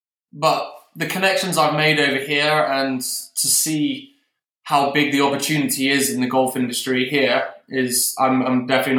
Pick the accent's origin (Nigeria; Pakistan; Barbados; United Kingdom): United Kingdom; Exmouth, South West England; moved away as an adult; now in United States; I was from Exmouth, Devon, playing at East Devon Golf Club as a junior. And I moved over here for university about 6.5 years ago now.